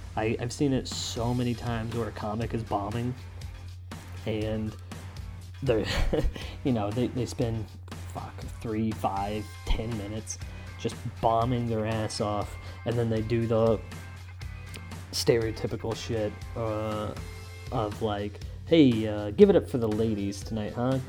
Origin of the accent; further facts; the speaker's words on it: United States; I'm an American